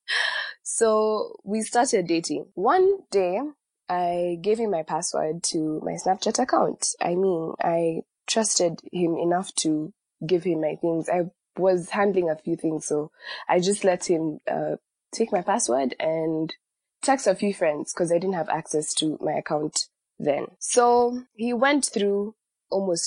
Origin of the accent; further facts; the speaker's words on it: Nairobi, Kenya; I am from Nairobi, Kenya